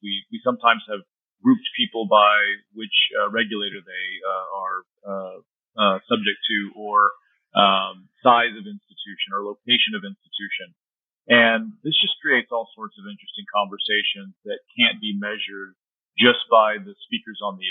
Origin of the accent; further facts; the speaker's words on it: San Antonio, Texas, United States; San Antonio is my hometown